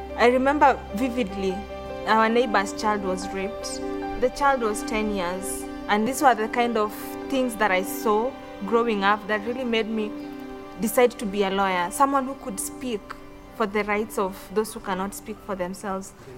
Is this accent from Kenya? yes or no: yes; Kenya